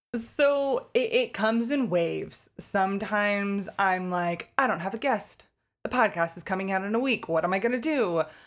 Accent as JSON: {"language": "English", "region": "Connecticut", "country": "United States", "tie": "born or raised there", "moved": "as an adult", "lives_now": "Pennsylvania, United States", "said": "I grew up in Connecticut. and then came to Pennsylvania for college"}